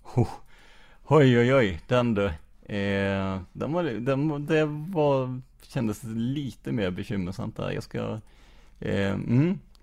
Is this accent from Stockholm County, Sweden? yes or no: no; Rödeby, Blekinge, Sweden; also born or lived in Karlskrona; jag är ju uppvuxen i, i Rödeby